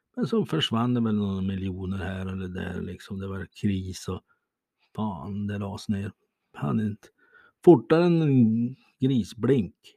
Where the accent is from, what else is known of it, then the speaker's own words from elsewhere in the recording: Bäckmyran, Sweden; moved away; Jag hade en gång ett hem i den trådsmala byn Bäckmyran. Rödmålat torp. Ja, där sprang jag omkring